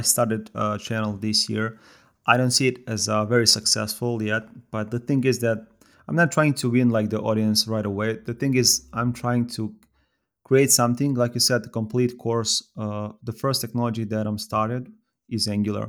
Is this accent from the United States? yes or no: no; Serbia; I'm from Serbia